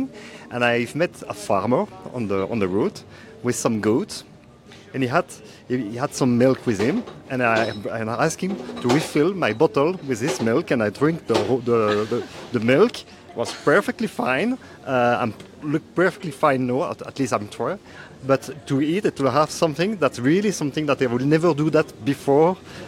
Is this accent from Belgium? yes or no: yes; Belgium; I'm from Belgium.